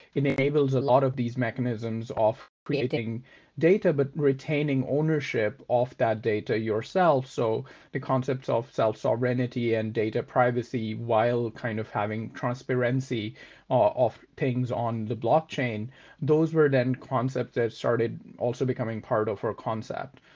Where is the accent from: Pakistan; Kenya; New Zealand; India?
Pakistan; moved away as an adult; also born or lived in Oxford; I am originally from Pakistan